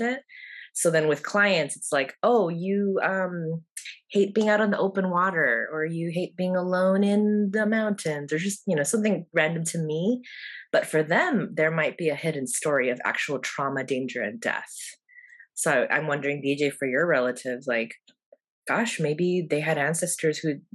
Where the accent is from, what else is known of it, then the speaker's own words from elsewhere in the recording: United States; we Americans